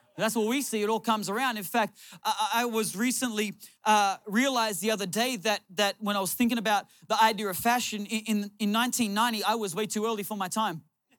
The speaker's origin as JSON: {"language": "English", "town": "Newcastle", "region": "New South Wales", "country": "Australia", "tie": "born or raised there", "said": "Now I in my hometown of Newcastle, Australia, I didn't even know where Oakland was, let alone the Raiders."}